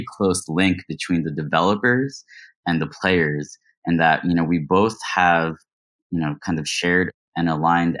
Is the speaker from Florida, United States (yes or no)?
no; New York, United States; moved away; I'm actually a New Yorker.